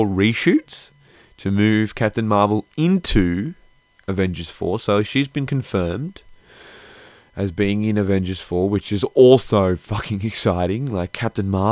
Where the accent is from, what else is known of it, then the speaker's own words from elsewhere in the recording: Australia; I'm Australian